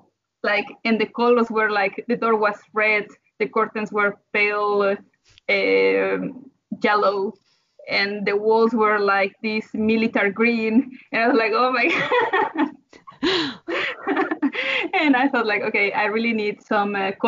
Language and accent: English; Mexico; moved away as an adult; now in Netherlands; I come from Mexico. And before I came here to the Netherlands 6 years ago